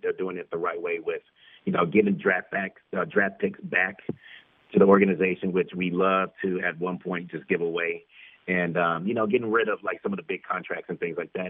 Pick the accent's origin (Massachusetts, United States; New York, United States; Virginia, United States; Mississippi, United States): Massachusetts, United States; Boston; moved away as an adult; now in Chicago, United States; I'm originally from Boston.